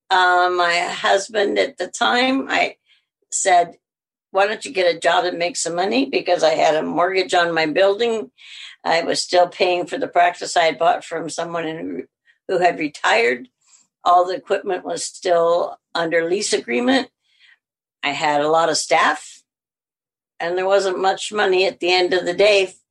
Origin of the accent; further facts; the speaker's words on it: Alabama, United States; accent: southern; now in Canada; Because I had a really southern accent. {S0} Right. {S1} And I said, Alabama.